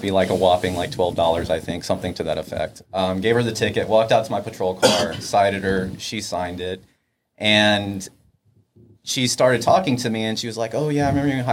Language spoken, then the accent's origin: English; Austin, Texas, United States; I'm born and raised in Austin, Texas